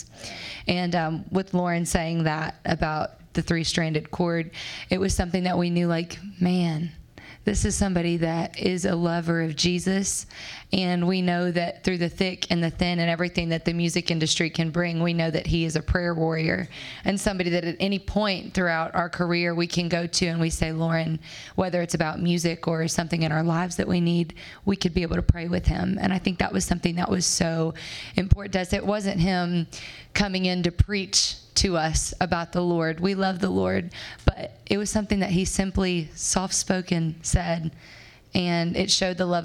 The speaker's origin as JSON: {"language": "English", "region": "Alabama", "country": "United States", "moved": "as an adult", "lives_now": "Nashville, United States", "said": "We're all from Alabama, and we'd moved to Nashville about a year ago."}